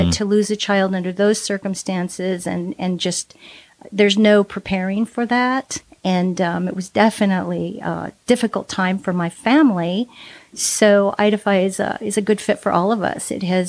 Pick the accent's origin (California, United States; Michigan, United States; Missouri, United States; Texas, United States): California, United States; moved away as an adult; So I grew up mostly in Southern California, and I moved here about 20 years ago with my family to raise our kids in the beautiful Northwest.